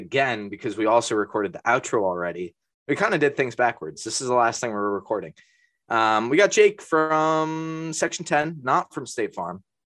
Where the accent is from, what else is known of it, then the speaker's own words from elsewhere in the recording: Connecticut, United States; I'm from Connecticut